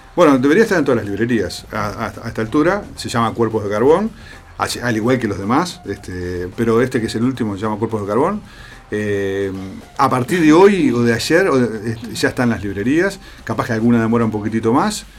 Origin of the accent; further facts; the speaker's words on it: Costa de Oro, Canelones, Uruguay; yo soy de la Costa de Oro